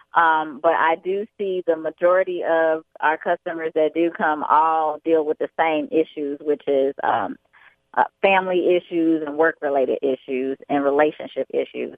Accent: Chicago, Illinois, United States; also born or lived in Atlantic City, New Jersey / Bronx, New York; I was born in Atlantic City, New Jersey, uh, but I was raised in Chicago, Illinois

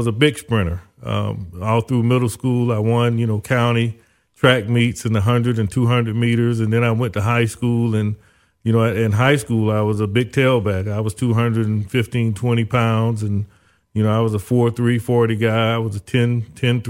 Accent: Zellwood, Florida, United States; also born or lived in Orlando, Florida / Tallahassee, Florida / Miami, Florida; my parents lived in a little small town called Zellwood

